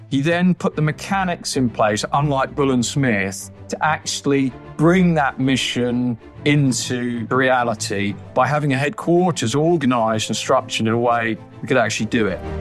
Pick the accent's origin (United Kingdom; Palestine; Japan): United Kingdom; as British people